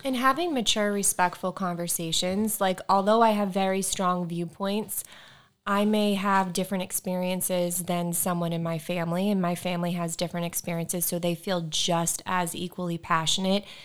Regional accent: Bedford, Massachusetts, United States; my hometown is in Bedford, Massachusetts

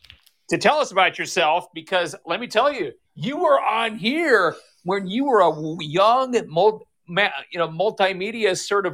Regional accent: North Dakota, United States; I'm from North Dakota

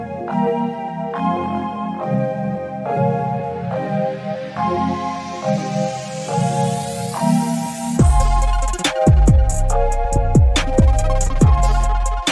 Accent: California, United States; I'm outside of my home state of California right now

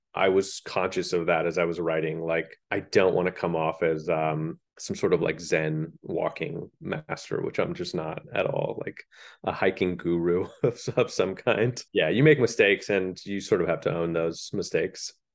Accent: Leawood, Kansas, United States; moved away as an adult; I grew up in Leawood

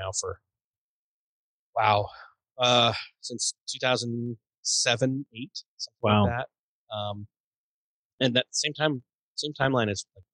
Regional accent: Rochester, New York, United States; I was born and raised in Rochester, New York.

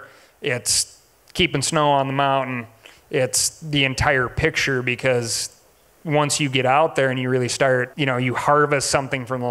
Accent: Montana, United States; Growing up here in Montana

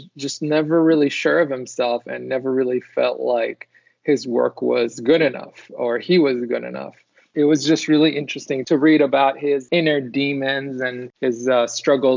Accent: Israel; moved away; I'm originally from Israel

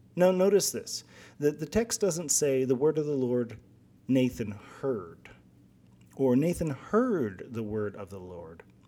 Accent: Guam; moved away; So I'm from Guam originally.

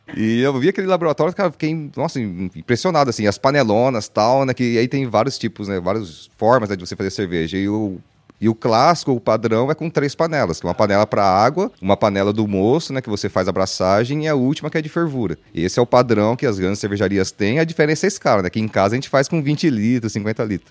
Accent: Brazil; also born or lived in Vancouver; a gente cresceu, né, sabendo no Brasil

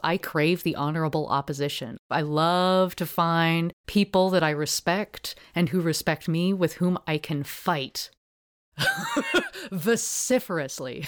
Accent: Portland, Oregon, United States; I grew up in Park Rose, uh, neighborhood

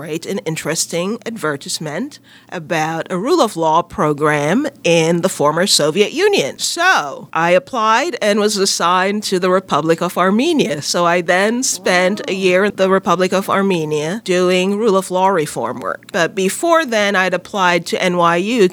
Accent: Jamaica; moved away as an adult; now in United States; I'm Jamaican, grew up in Jamaica, went to university in Jamaica, as we call it, you call it college, before coming to the U.S.

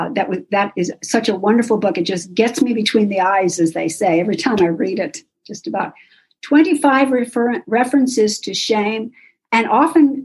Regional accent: Oklahoma City, Oklahoma, United States; moved away as an adult; now in Pittsburgh, United States; I grew up in SA in Oklahoma City

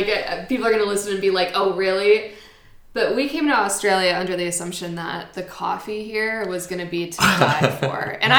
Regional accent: United States; okay, well, I'm still American.

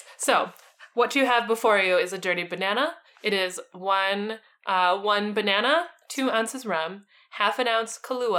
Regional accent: Boston, Massachusetts, United States; John was a farmer in Salem, which is but a few short miles from my hometown of Boston.

